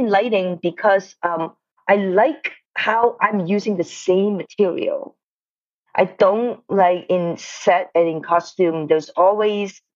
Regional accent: Hong Kong; moved away as an adult; also born or lived in Detroit, Michigan, United States; now in United States; First of all, I was born in Detroit, but then I went back to Hong Kong when I was like 4 years old. So I mostly grew up in Hong Kong. I stayed in Hong Kong until college time and then come to the States

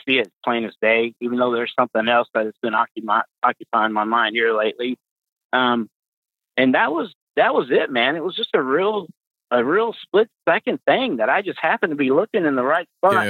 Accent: Pasadena, Texas, United States; moved away as an adult; now in Fort Wayne, United States; I'm from Texas. I was born and raised in Texas, um, specifically Pasadena.

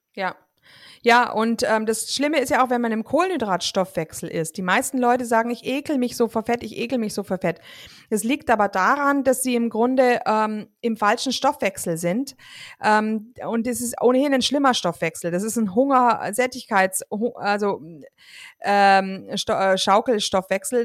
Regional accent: Germany; bei uns in Deutschland

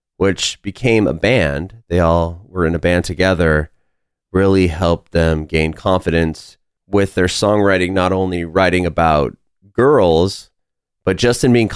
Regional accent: San Diego, California, United States; moved away as an adult; now in Nashville, United States; I grew up in, I don't know if you're familiar, but like Rancho Penasquitos area

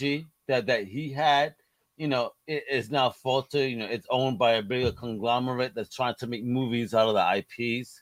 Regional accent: New York, United States; I'm a New Yorker

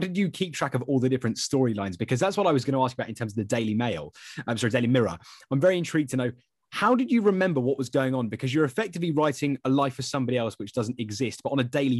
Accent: St Albans, East of England, United Kingdom; I'm from St Albans as well

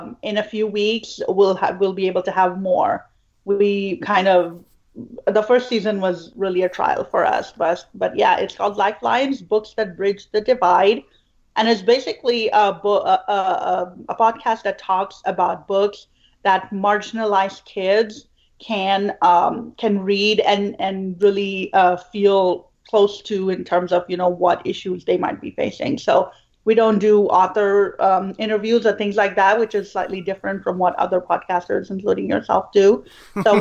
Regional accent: Pakistan; now in Houston, United States; I'm originally from Pakistan

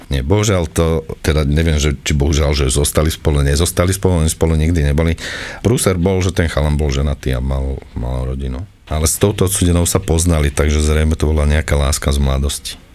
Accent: Trnava, Trnava Region, Slovakia; ja som Trnavčan

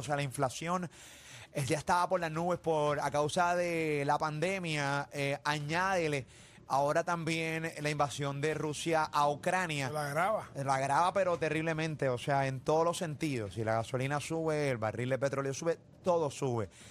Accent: Venezuela; moved away; los venezolanos que, viven fuera ¿no? de, de, Venezuela

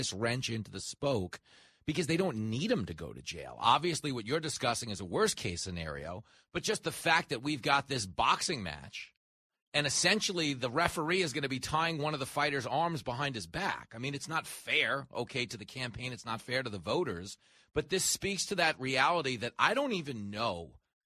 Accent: Levittown, New York, United States; I grew up at the Roosevelt Raceway. I grew up in Levittown.

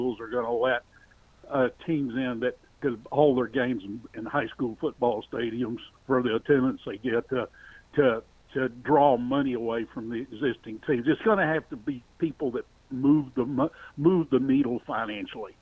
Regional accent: Texas, United States; now in Nebraska, United States; I've been in Nebraska since 1972, but I'm originally from Texas.

